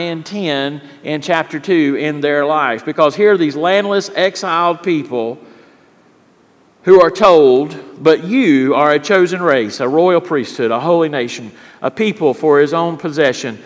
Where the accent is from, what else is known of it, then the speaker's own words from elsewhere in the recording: Richlands, North Carolina, United States; I grew up in Richlands, North Carolina